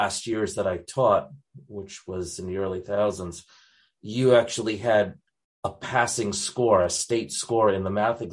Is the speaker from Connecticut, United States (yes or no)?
yes; Connecticut, United States; moved away as an adult; also born or lived in North Carolina, United States; now in Christchurch, New Zealand; I was born up in Connecticut. So I spent some time up in the very liberal state of Connecticut